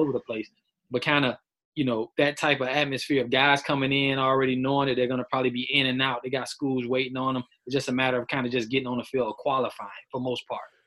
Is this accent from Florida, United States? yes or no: yes; Miami, Florida, United States; I'm from South Florida, Miami